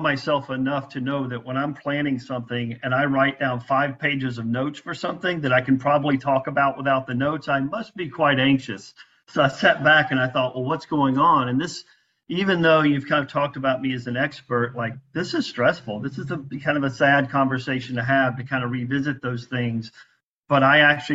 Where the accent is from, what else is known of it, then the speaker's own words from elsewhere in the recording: Byram, Mississippi, United States; now in St. Petersburg, United States; I grew up in Mississippi, right outside the capital, Jackson, Mississippi, in a small town called Byram